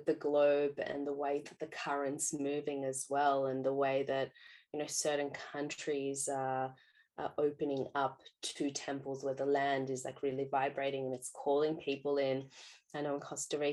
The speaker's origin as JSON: {"language": "English", "country": "Australia"}